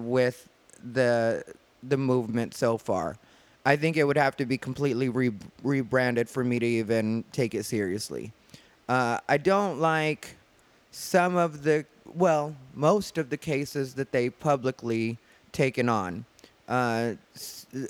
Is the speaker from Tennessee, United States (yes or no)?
no; Arizona, United States; From Arizona